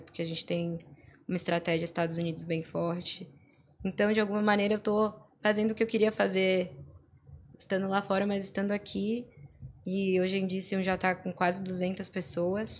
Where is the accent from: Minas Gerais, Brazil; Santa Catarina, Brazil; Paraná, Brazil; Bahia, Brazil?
Santa Catarina, Brazil; Florianópolis; eu sou aqui de Floripa, nascida, e criada